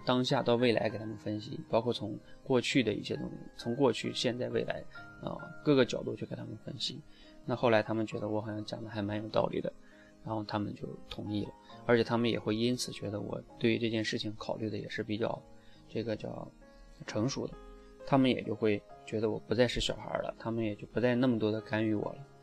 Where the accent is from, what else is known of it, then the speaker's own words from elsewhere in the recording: China; 我们中国人